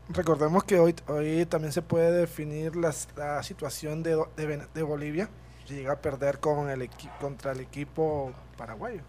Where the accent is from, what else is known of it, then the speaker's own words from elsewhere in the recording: Colombia; nosotros los como colombianos